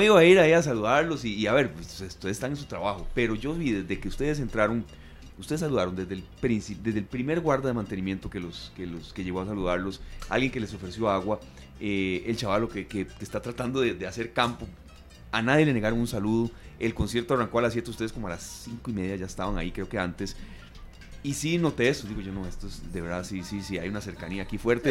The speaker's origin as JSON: {"language": "Spanish", "country": "Costa Rica"}